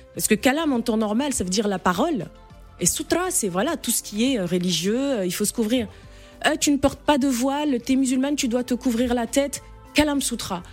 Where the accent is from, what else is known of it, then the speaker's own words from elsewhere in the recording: Chad; moved away as an adult; now in Paris, France; je suis née, j'ai grandi au Tchad et je suis revenue m'installer, euh, il y a à peine deux ans